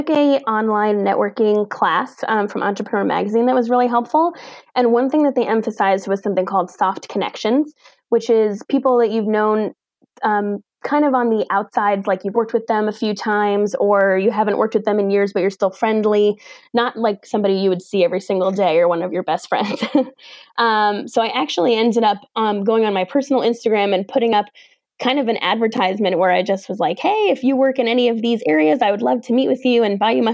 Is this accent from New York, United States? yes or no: yes; New York, United States; I'm from New York